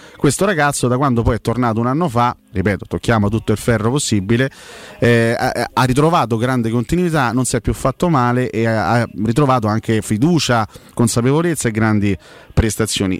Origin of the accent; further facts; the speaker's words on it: Rome, Lazio, Italy; siamo tutti de Roma